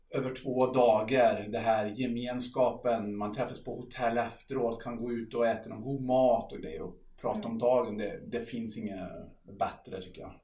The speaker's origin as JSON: {"language": "Swedish", "country": "Sweden", "said": "vi är ju från Sverige"}